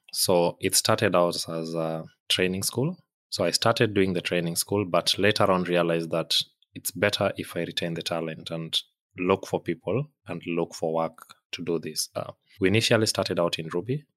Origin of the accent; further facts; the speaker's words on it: Kenya; moved away; I'm from Kenya originally.